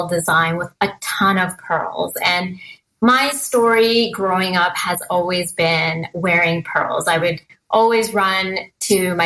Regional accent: Merritt, British Columbia, Canada; I grew up in a very small town called Merritt, BC

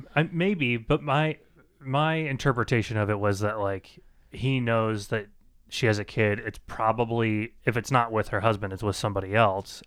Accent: United States; I'm from the United States

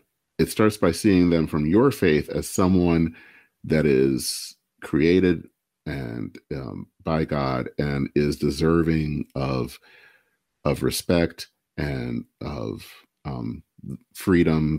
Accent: Michigan, United States; I hail from Michigan, and Dale Kildee was the person that represented my era, a part of the state

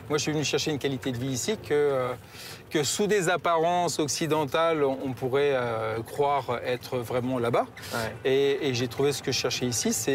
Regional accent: France; moi je suis venu de France

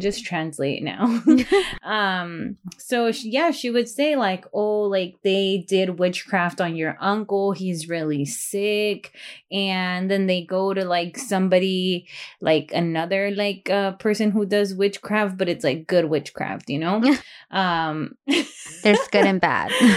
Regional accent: Delano, California, United States; I grew up in Delano

